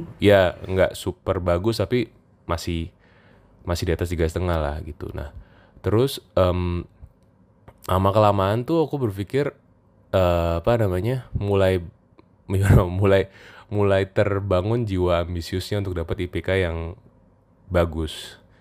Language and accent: Indonesian; Jakarta, Indonesia; moved away as an adult; also born or lived in Yogyakarta; saya kebetulan asalnya dari Jakarta